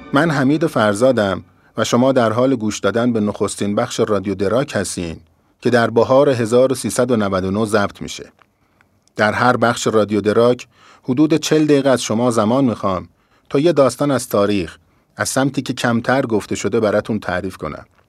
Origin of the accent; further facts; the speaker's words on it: Shiraz, Fars, Iran; من اهل شیرازم